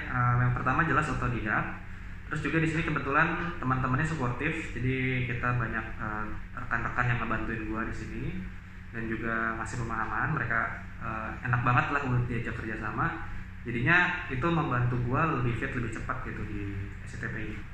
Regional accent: Bandung, West Java, Indonesia; born there; nah jadi gue lahir di Bandung uh Bandung 11 September 1992

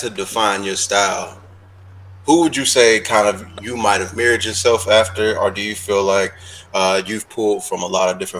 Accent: Cincinnati, Ohio, United States; I'm from Cincinnati.

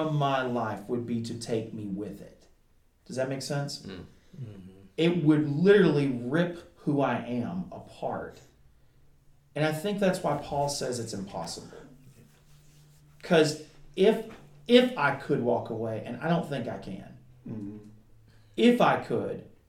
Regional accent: Kentucky, United States; I grew up in Kentucky

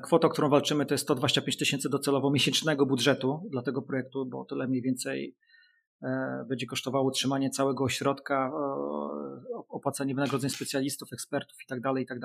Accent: Gdańsk, Pomeranian Voivodeship, Poland; jestem gdańszczaninem

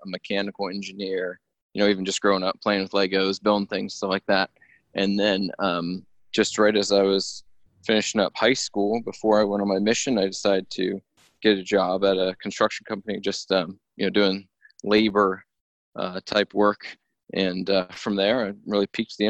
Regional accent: Williamsburg, United States; a company I knew from growing up in Williamsburg

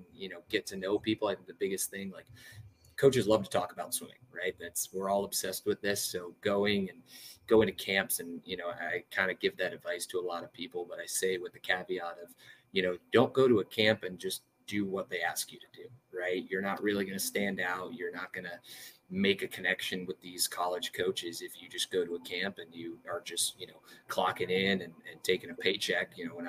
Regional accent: Long Island, New York, United States; moved away; I grew up on Long Island, lost all my New York mannerisms since it hasn't really been my home for the past 8 years, basically. But I grew up on Long Island

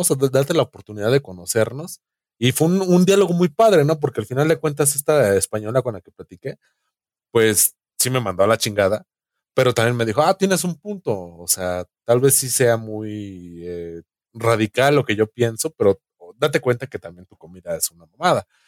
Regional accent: Mexico; como mexicano

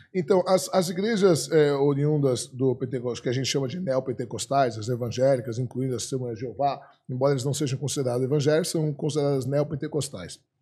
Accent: Brazil; Eu já nasci no Brasil, sou do segundo casamento do meu pai, mas como eu tenho dupla cidadania

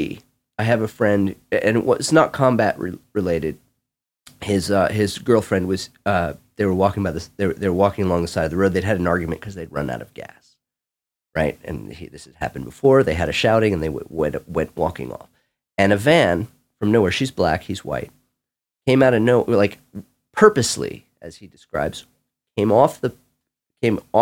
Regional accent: California, United States; I'm Californian.

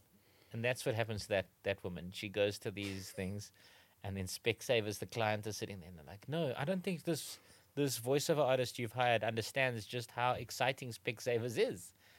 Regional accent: Gauteng, South Africa; I always say Diep Rivier, but that's probably because I come from Gauteng.

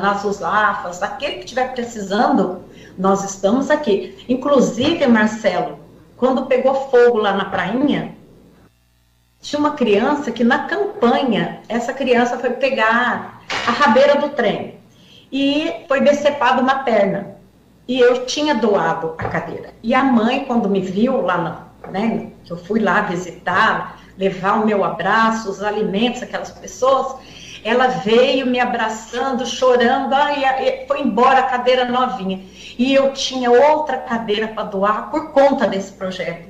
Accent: Guarujá, São Paulo, Brazil; eu sou do Guarujá

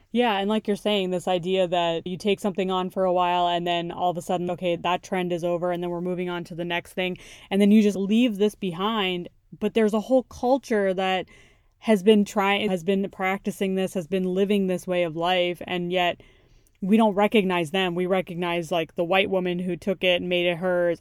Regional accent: United States; my own upbringing and what I've had to deal with as a child, like growing up in America

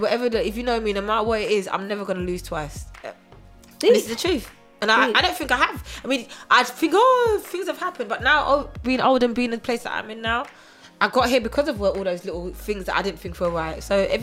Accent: England, United Kingdom; also born or lived in Germany; growing up in Germany is a big influence of hip hop and R&B and American army base. So a lot of any TV shows you saw were always American. When I come back to England, obviously, it was very British.

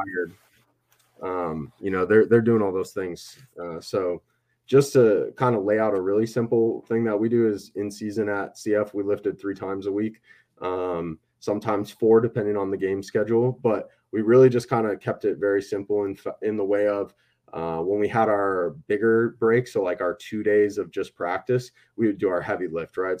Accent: Wisconsin, United States; I'm from Wisconsin Midwest, so you get a lot of farm kids

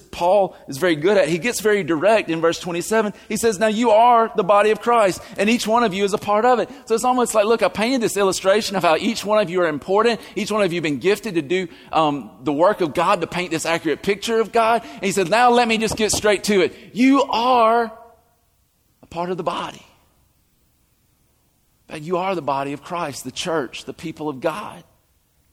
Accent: the South, United States; accent: southern; my southern accent.

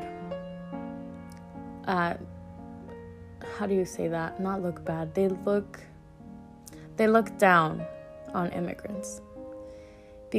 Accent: United States; I was born here in the United States. My parents are from Mexico

